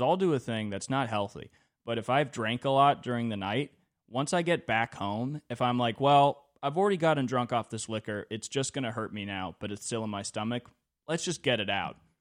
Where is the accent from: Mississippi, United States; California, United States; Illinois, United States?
California, United States; twenty-four growing up in California in two thousand twenty-three